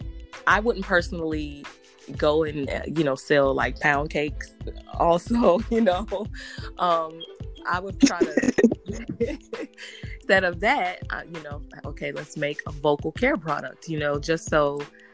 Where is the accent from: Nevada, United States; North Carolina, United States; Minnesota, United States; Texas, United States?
North Carolina, United States; Garner; also born or lived in Raleigh, North Carolina; I'm from Raleigh, North Carolina, but I grew up in a town called Garner, and it's a country town here.